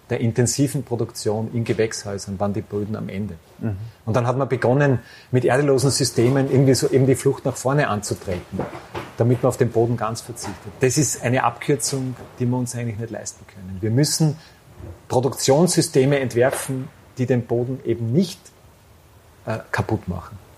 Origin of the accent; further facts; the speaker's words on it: Styria, Austria; ja, ich komme aus dem Ennstal.